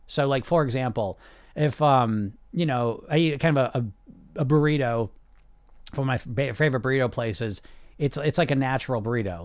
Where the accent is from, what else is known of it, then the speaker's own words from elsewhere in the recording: United States; I'm from America